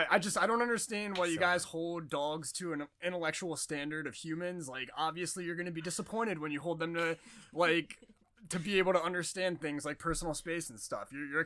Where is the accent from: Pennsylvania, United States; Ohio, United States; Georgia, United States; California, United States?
Ohio, United States; Northeast; also born or lived in Cincinnati, Ohio; now in Portland, United States; I'm from Ohio.